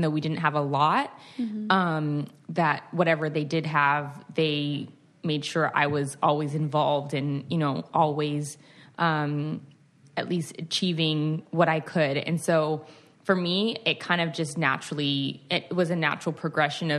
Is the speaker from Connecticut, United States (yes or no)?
no; California, United States; So I grew up in California.